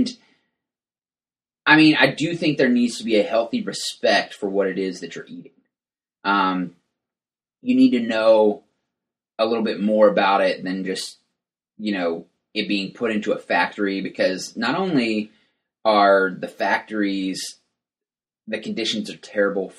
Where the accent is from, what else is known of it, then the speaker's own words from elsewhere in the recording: West Texas, United States; I grew up in West Texas